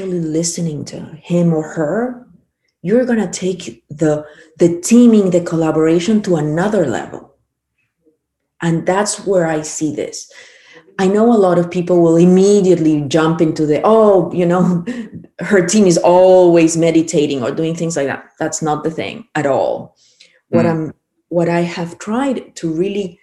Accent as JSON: {"language": "English", "country": "Peru", "also_born_or_lived": "Chile", "moved": "yes", "said": "I'm originally from Peru, but I lived in Chile 21 years, so I started back home"}